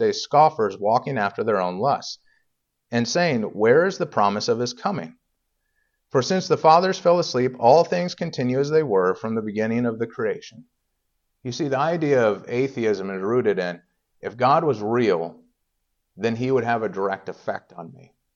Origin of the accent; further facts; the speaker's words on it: Indiana, United States; moved away; I grew up in Indiana, but everybody, you know, was kind of, I don't know, Southern over there